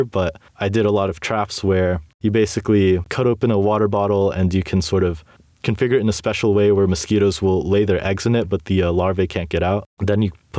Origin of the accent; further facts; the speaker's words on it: Brazil; moved away; I grew up in Brazil